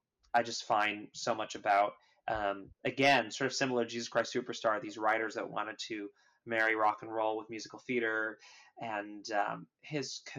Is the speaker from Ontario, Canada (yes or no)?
no; Vancouver, British Columbia, Canada; moved away as an adult; also born or lived in New York; I grew up in Vancouver, Canada